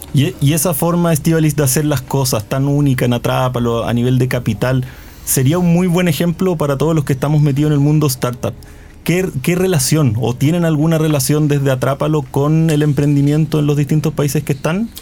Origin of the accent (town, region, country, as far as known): Chile